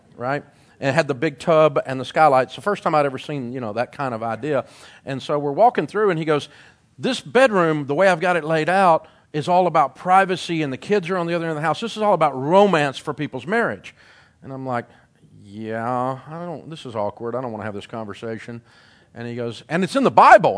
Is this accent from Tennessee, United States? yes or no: yes; Middle Tennessee, United States; I grew up in Middle Tennessee